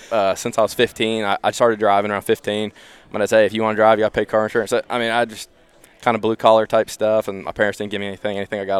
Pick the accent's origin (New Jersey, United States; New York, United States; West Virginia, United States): West Virginia, United States; Beckley; I'm from Beckley, West Virginia.